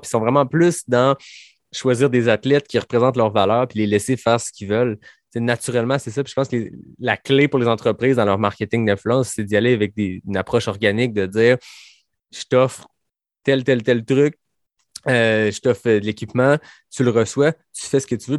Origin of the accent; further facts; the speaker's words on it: Quebec, Canada; je suis québécois